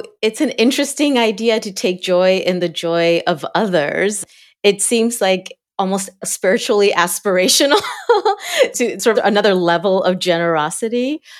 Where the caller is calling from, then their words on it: Cincinnati, Ohio, United States; I am calling in from a unusually sunny Ohio, Southwest Ohio, Cincinnati.